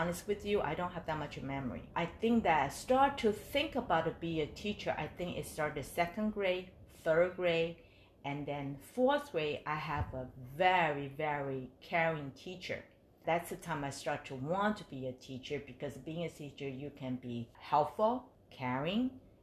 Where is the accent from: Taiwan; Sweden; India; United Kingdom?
Taiwan; Taipei; moved away as an adult; now in United States; I grew up in Taiwan, Taipei.